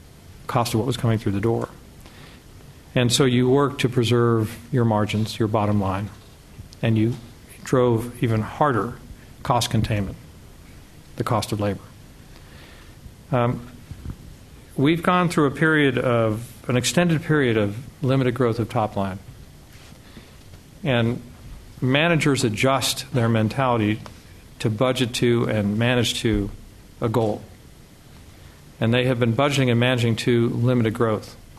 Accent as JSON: {"language": "English", "country": "United States"}